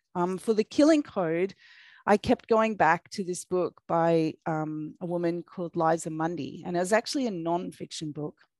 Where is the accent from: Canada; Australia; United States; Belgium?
Australia; accent: Australian; I am a YA crime author from Australia. If you're wondering what that strange accent is, it's my Australian accent